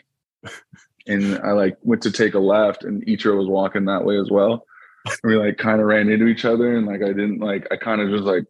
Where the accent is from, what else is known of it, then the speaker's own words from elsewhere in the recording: Seattle, Washington, United States; also born or lived in Tennessee; growing up in Seattle